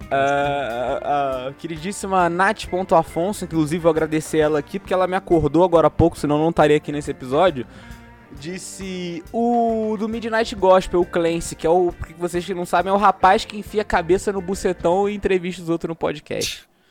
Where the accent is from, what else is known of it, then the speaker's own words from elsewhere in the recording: Rio de Janeiro, Brazil; para mim que sou do Rio de Janeiro